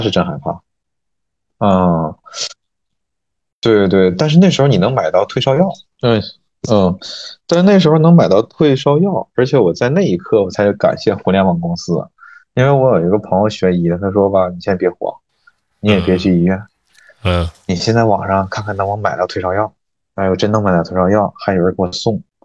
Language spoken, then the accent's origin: Chinese; Mudanjiang, Heilongjiang, China; now in Beijing, China; 像我们牡丹江，比你们那儿体量还要小